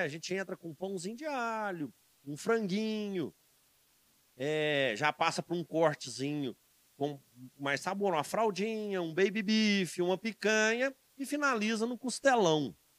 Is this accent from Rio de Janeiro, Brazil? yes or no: no; Cajuru, Minas Gerais, Brazil; now in Divinópolis, Brazil; que é minha terra, né? Eu sou do Cajuru